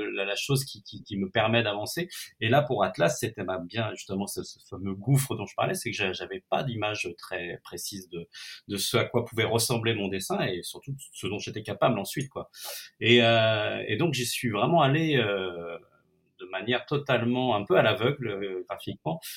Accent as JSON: {"language": "French", "town": "Nantes", "region": "Pays de la Loire", "country": "France", "said": "je suis, je suis nantais d'origine et que je connais bien cette ville"}